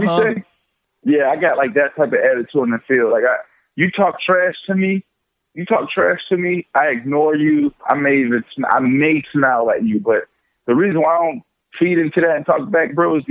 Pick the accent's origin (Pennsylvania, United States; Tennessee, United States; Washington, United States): Pennsylvania, United States; Pittsburgh; accent: East Coast Southern twang; also born or lived in Florida; now in Brooklyn, United States; I'm from Pittsburgh originally, and then I moved to Florida, so I get like this East Coast Southern twang thing going on